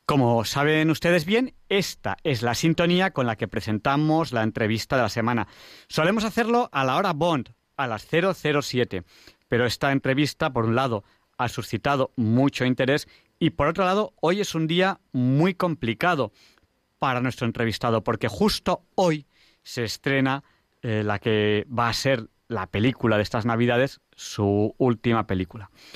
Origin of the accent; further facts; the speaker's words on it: Barcelona, Catalonia, Spain; en Barcelona, en mi tierra